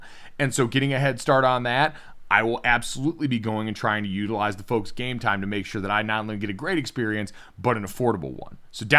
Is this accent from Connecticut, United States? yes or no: yes; Connecticut, United States; as a young white man growing up in Central Connecticut